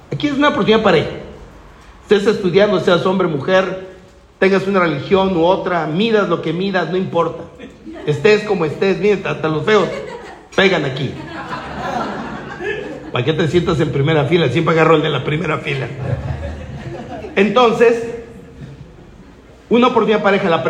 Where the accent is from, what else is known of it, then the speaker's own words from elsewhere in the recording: Guadalajara, Jalisco, Mexico; yo vengo de Guadalajara, tierra del mariachi y el tequila.